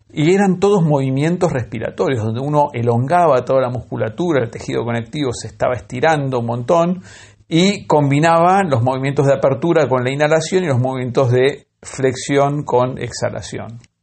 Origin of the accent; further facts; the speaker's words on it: La Lucila, Buenos Aires Province, Argentina; yo cuando era chico vivía en La lucida